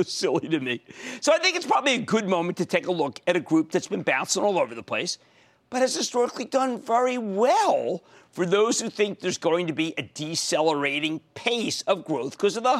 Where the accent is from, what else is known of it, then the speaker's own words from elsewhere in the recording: Philadelphia, Pennsylvania, United States; accent: Philadelphia; my Philadelphia accent